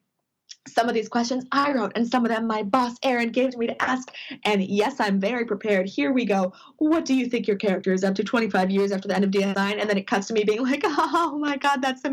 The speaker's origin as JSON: {"language": "English", "town": "St. Paul", "region": "Minnesota", "country": "United States", "said": "I'm from St. Paul, Minnesota"}